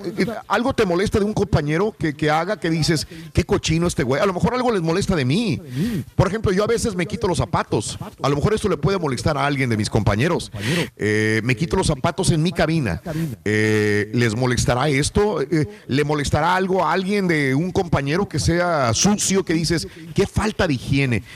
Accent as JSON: {"language": "Spanish", "country": "Mexico", "moved": "yes", "lives_now": "United States", "said": "nosotros como mexicanos, eh, que la mayor parte de aquí somos mexicanos"}